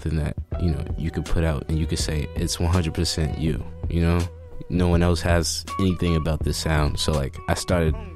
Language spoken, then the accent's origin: English; Boston, Massachusetts, United States; I'm from Mattapan